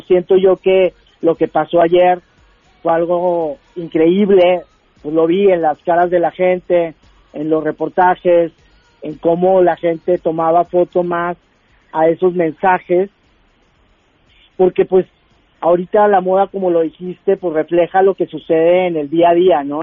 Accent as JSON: {"language": "Spanish", "country": "Mexico", "moved": "yes", "lives_now": "United States", "said": "tanto como latino, como mexicano y como inmigrante"}